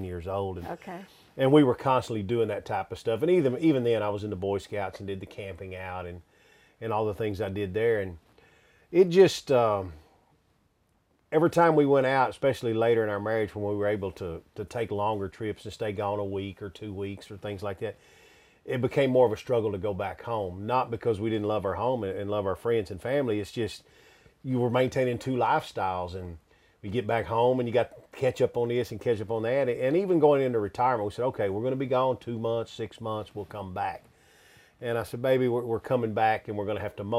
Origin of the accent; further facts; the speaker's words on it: West Texas, United States; moved away as an adult; We're both from West Texas